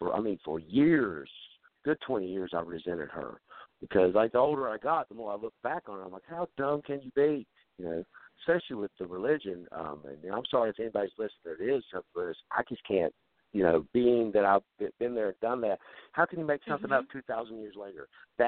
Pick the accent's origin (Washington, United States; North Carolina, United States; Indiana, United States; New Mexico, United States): North Carolina, United States; accent: southern; moved away as an adult; now in Ohio, United States; Yes, I grew up in North Carolina.